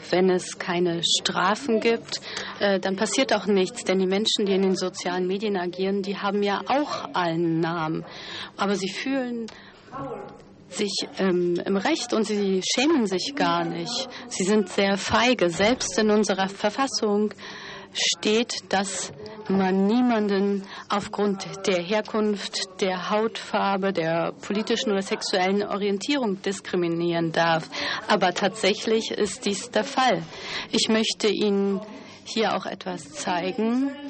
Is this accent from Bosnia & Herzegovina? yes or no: yes; Sarajevo, Federation of Bosnia and Herzegovina, Bosnia & Herzegovina; born there; Ich bin zuerst in, ich bin in Sarajevo geboren worden und dann sind wir umgezogen